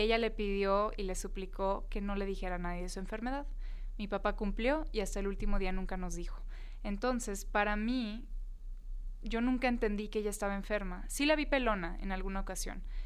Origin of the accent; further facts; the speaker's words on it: Tijuana, Baja California, Mexico; moved away as an adult; yo soy de Tijuana, me crié allá, estuve pues los primeros 18 años de mi vida en Tijuana